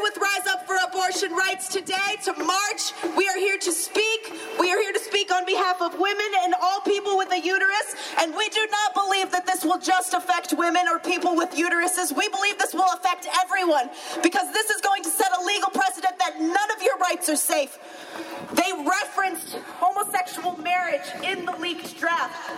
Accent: the South, United States; also born or lived in Georgia; I grew up in the South. I'm from Florida, Alabama area

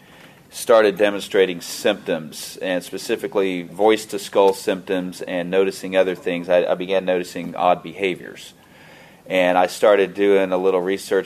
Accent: Kansas City, United States; also born or lived in Fort Leavenworth; I'm from Kansas City

